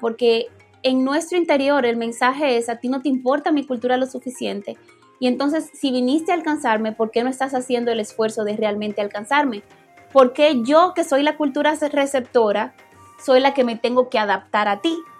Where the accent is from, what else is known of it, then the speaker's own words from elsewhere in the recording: Dominican Republic; moved away; como dominicanos